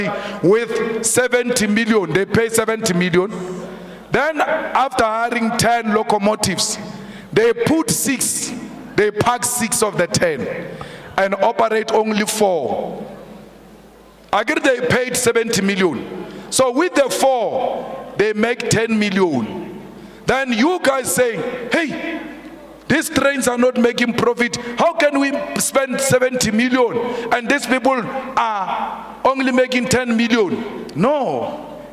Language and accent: English; Polokwane, Limpopo, South Africa; We grew up drinking water in Polokwane